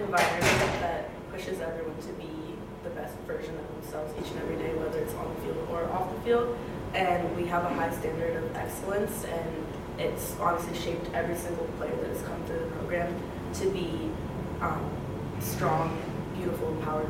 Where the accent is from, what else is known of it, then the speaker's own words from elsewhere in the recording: Columbus, Ohio, United States; I'm from Columbus, Ohio. I'm a senior and a communications major.